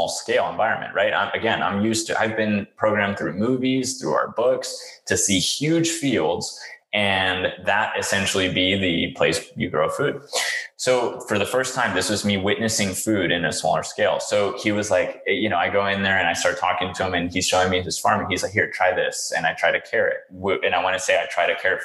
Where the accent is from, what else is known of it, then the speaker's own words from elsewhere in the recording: Houston, Texas, United States; I grew up in Houston, Texas